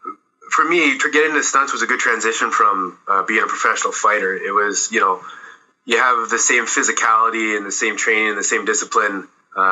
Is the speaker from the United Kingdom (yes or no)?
no; Alberta, Canada; moved away; I love growing up in Alberta. I mean, I grew up on a small farm kind of in the middle of nowhere at the base of the kind of Rocky Mountain foothills.